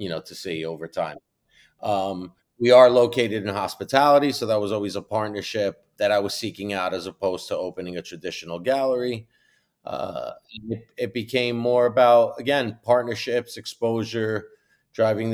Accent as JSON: {"language": "English", "region": "New York", "country": "United States", "said": "I'm from New York originally"}